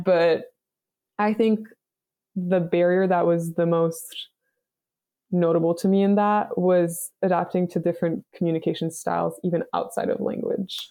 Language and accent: English; Montreal, Quebec, Canada; moved away; I'm from Montreal, Canada.